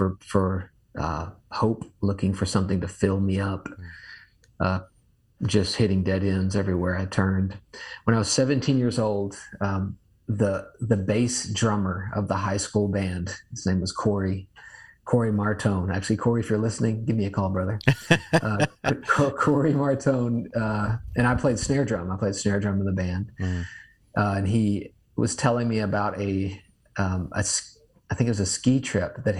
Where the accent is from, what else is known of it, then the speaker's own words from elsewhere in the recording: the South, United States; I'm from the South